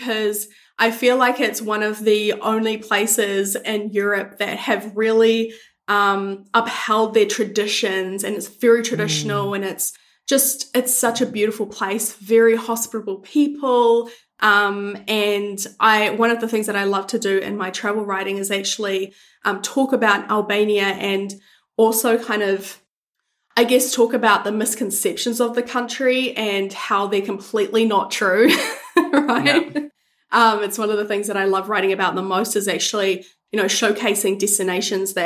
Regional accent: New Zealand; I'm from New Zealand

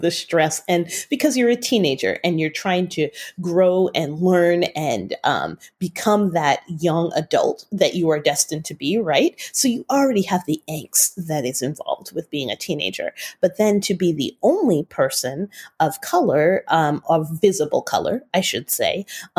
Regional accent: Utah, United States; also born or lived in Bay Area, California; we moved from the Bay Area to Utah County, and that's where I attended high school

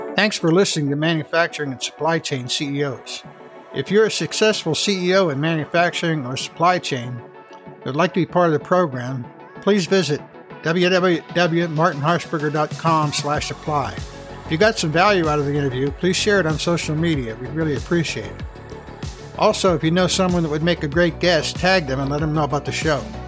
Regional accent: Pittsburgh, Pennsylvania, United States; I grew up in Pittsburgh

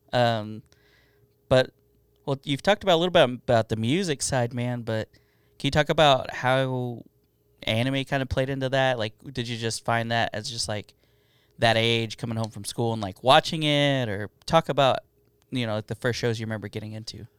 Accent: United States; also born or lived in Mexico; I'm an American

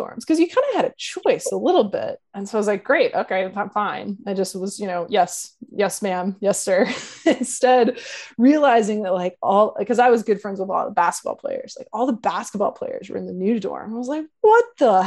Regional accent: Louisiana, United States; moved away as an adult; I'm from, like I said, I'm from Louisiana. It gets hot there.

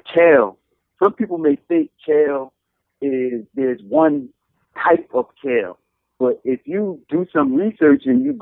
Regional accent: Paterson, New Jersey, United States; my hometown, Patterson

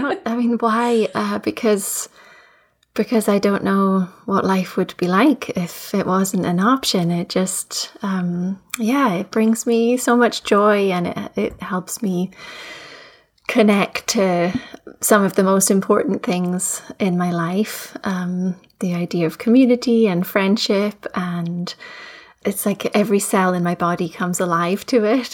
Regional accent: Edinburgh, Scotland, United Kingdom; moved away as an adult; also born or lived in Fife; now in Nova Scotia, Canada; I was raised in Edinburgh and uh, also, also in Fife, I'm now living in, in Nova Scotia

